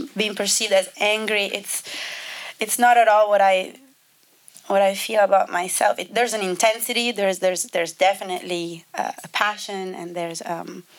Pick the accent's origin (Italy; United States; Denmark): Italy; English is a second language; moved away as an adult; also born or lived in London; I grew up in Italy